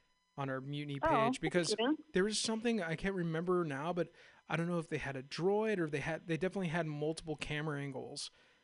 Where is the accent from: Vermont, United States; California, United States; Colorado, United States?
California, United States; Castro Valley; also born or lived in Oakland, California; I'm actually from Castro Valley, San Ramon